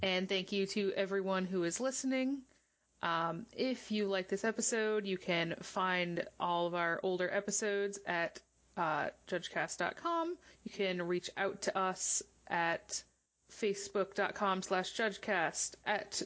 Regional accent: Michigan, United States; moved away; also born or lived in Boston; I lived in Boston. I'm from Michigan, though.

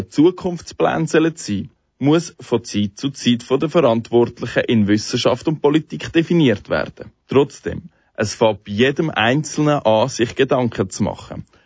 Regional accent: Switzerland; Wir produzieren zu viel Plastik, da können wir als Schweizer auch an der Nase nehmen.

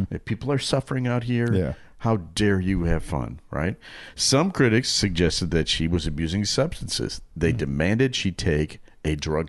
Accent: Albuquerque, New Mexico, United States; I grew up in Albuquerque, New Mexico. I'm about the same age as you guys.

